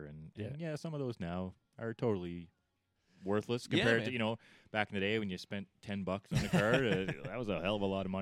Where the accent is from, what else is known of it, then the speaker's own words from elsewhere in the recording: Canada; growing up in Canada